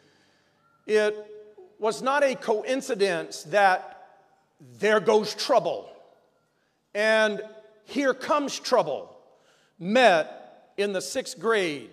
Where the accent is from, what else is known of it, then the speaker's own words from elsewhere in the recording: Victoria, Texas, United States; I'm going to Crane Junior High in Victoria, Texas